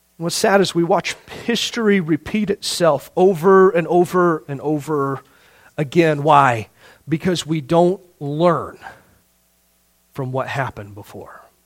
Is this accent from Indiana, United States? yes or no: yes; Indiana, United States; growing up in Indiana